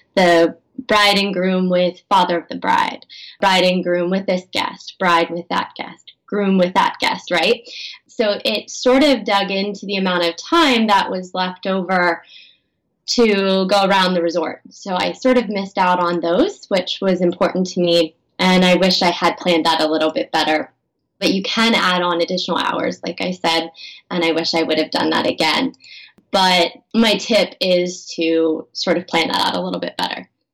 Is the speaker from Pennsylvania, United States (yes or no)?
yes; Pennsylvania, United States; I grew up in Pennsylvania